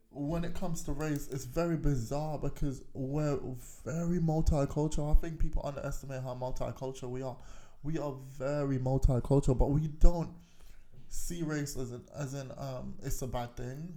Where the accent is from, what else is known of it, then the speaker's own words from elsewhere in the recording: Kingston, Jamaica; also born or lived in North West London, United Kingdom; now in United Kingdom; I was born in Kingston. Okay. Kingston 11 actually was where I grew up